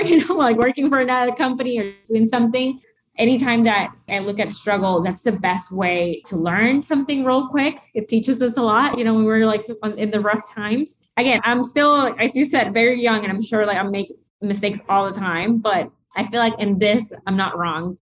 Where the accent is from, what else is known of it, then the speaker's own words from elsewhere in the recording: Nicaragua; moved away; also born or lived in United States; growing up in Nicaragua